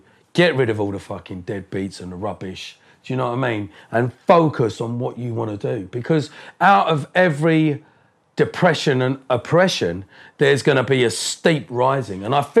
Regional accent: Colchester, East of England, United Kingdom; born or raised there; also born or lived in Harlow, Essex

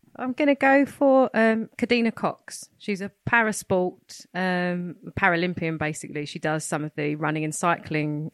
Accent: London, United Kingdom; now in Hertfordshire, United Kingdom; I'm originally from Hackney, Clapton Massive

